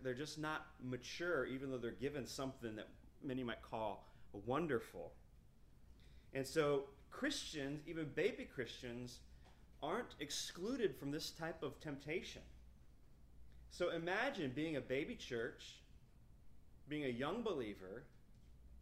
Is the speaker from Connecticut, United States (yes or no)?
no; Fountain Inn, South Carolina, United States; I was from Fountain Inn, South Carolina